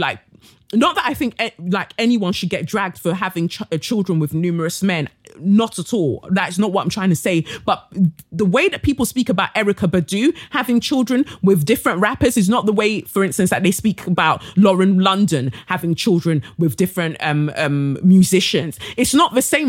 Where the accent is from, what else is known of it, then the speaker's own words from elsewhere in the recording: Nigeria; I'm Nigerian